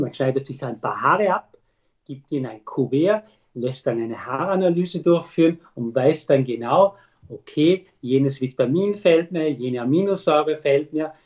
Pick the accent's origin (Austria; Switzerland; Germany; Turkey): Austria; bei uns in Österreich